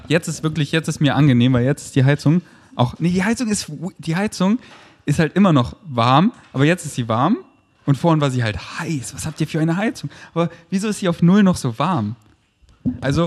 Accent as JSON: {"language": "German", "town": "Munich", "region": "Bavaria", "country": "Germany", "tie": "born or raised there", "moved": "as an adult", "lives_now": "Berlin, Germany", "said": "Bin in München groß geworden"}